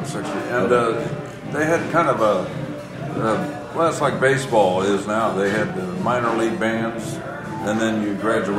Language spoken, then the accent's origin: English; Indianapolis, Indiana, United States; moved away as an adult; also born or lived in North Texas; Yeah, I'm from Indianapolis.